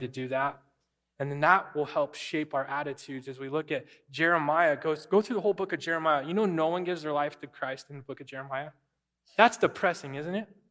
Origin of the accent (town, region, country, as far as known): United States